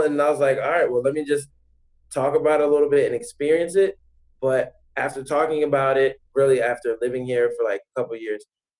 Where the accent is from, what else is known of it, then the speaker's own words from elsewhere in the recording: United States; now in Germany; If I went to America, I'd be all on American stuff because I'm still American. But in Germany, it's like once you establish yourself and get a visa here, like, everything else is taken care of.